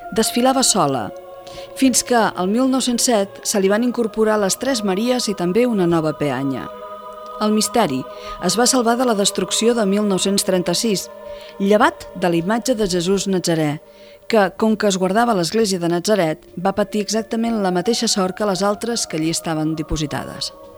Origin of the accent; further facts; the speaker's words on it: El Vendrell, Catalonia, Spain; del Vendrell, en aquest cas el miserere concret del meu poble